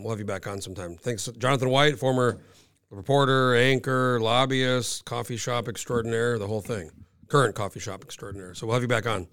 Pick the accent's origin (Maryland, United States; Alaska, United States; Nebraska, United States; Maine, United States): Alaska, United States; I'm from, I'm from Alaska